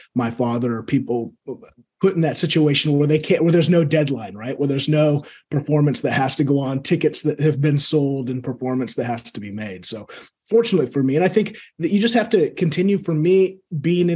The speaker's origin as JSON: {"language": "English", "town": "Seattle", "region": "Washington", "country": "United States", "tie": "born or raised there", "said": "I grew up here in Seattle"}